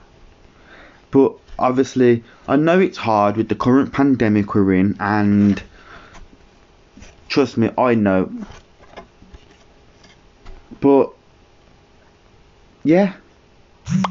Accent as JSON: {"language": "English", "town": "Birmingham", "region": "West Midlands", "country": "United Kingdom", "said": "I'm from Birmingham"}